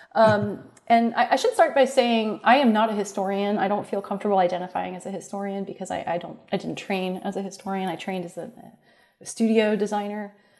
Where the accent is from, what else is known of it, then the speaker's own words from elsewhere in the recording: Columbus, Ohio, United States; also born or lived in Cincinnati, Ohio; I grew up in Columbus, Ohio